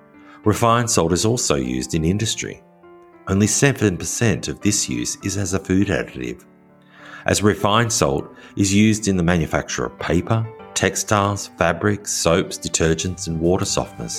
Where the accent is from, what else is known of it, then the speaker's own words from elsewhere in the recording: Australia; now in France; an Australian living in rural France